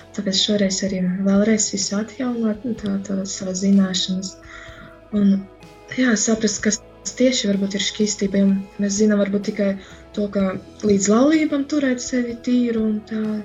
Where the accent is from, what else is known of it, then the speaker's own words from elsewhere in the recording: Medumi, Augšdaugava Municipality, Latvia; now in Daugavpils, Latvia; patiesi esmu no medumiem, bet tagad esmu Daugavpili